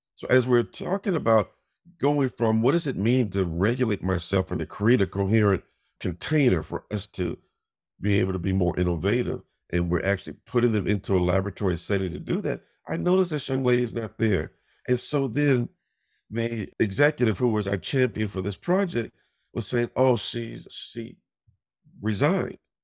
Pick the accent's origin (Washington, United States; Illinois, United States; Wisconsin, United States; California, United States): Illinois, United States; Chicago; growing up in Chicago, my dad was one of the first, uh, African-Americans to be promoted to a district commander in the police force